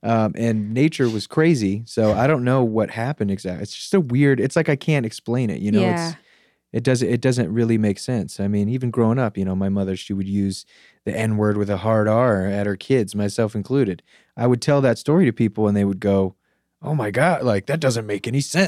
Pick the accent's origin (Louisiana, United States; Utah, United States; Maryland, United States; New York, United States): Maryland, United States; Gaithersburg; Gaithersburg, Maryland, which is a kind of like a suburb of Washington, D.C.